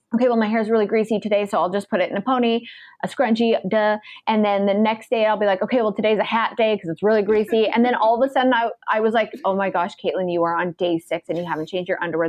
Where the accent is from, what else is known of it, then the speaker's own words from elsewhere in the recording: Canada; moved away as an adult; now in United States; me being a Canadian and starting a business in the states